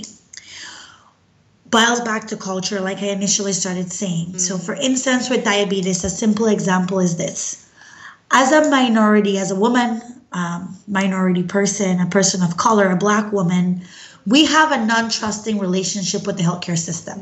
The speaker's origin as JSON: {"language": "English", "country": "Belize", "moved": "as an adult", "lives_now": "Canada", "said": "I'm originally from Belize. I migrated to Canada over 10 years ago."}